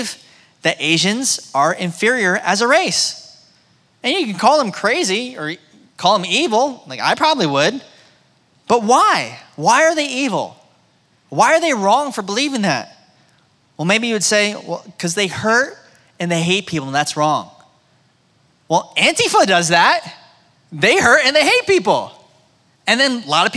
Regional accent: United States; my experience growing up in America

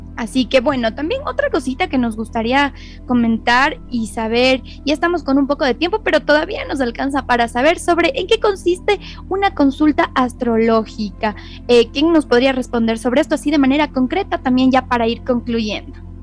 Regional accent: Ecuador; nuestro país

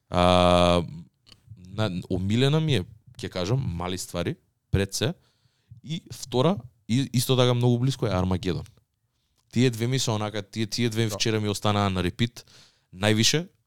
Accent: Radoviš, North Macedonia; При тоа јас моментално зборам не зборам на Радовишки, ако сум од Радовиш.

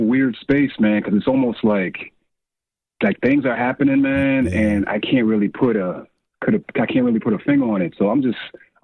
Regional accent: New York City, New York, United States; I grew up in Bed-Stuy, Brooklyn. I actually still live in Bed-Stuy, Brooklyn, and I'm from old Brooklyn

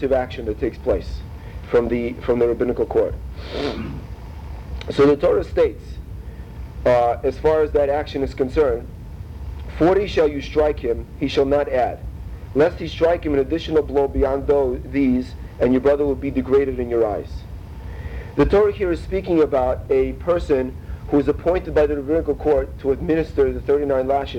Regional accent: Russia; moved away; we're both from Russia

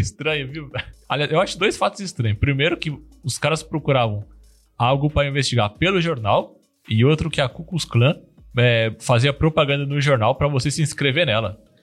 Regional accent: Brazil; eu sou brasileiro

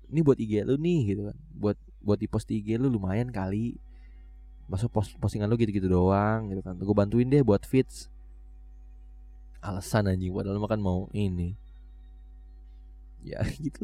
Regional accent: Tangerang, Banten, Indonesia; gua itu ada di dalam komunitas potret Tangerang kalau nggak salah iya potret Tangerang karena gue orang Tangerang gitu

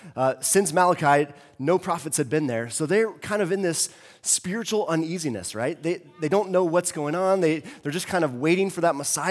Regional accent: Texas, United States; also born or lived in Southern California; and I loved it because I was growing up in Texas and Southern California, and so I never got to experience snow

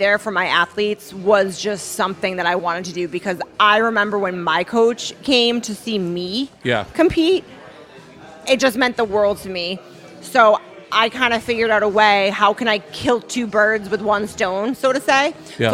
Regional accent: Boston, Massachusetts, United States; now in Las Vegas, United States; I'm from Boston

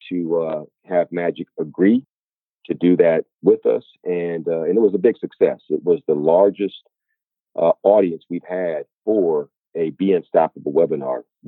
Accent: Inglewood, California, United States; I grew up in Inglewood, California, about 10 minutes from where the Los Angeles Lakers play

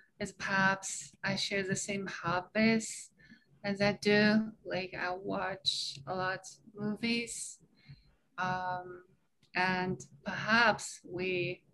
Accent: China; moved away; come from China

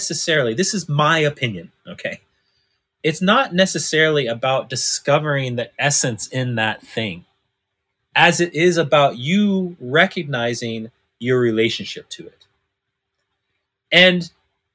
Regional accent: Northern California, United States; I was adopted by white folks when I was 6 months old, right? And I was raised in Northern California, you know, small mountain town

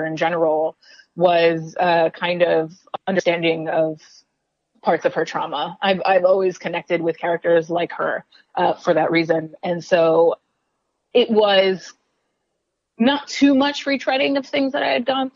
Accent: New York City, New York, United States; I'm from New York City

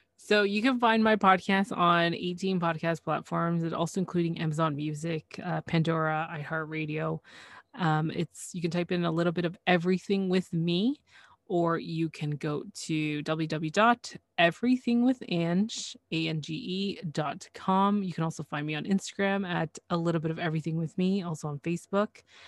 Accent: Canada; I am Canadian

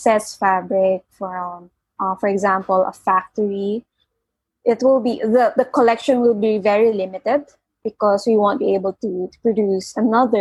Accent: Philippines; from the Philippines

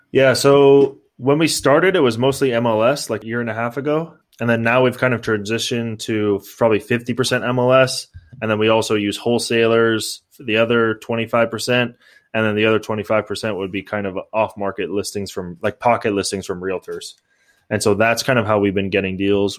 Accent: San Mateo, California, United States; moved away as an adult; now in Los Angeles, United States; I grew up in San Mateo, and then now I live in Los Angeles

